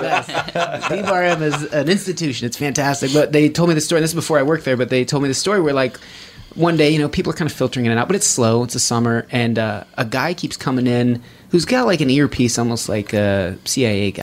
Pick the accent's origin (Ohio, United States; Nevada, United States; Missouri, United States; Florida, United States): Nevada, United States; Reno; growing up in Reno